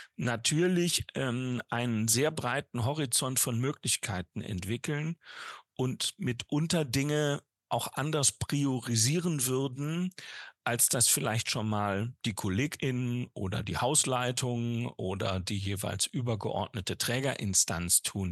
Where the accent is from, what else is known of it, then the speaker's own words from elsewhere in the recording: North Rhine-Westphalia, Germany; in meinem Heimatbundesland Nordrhein-Westfalen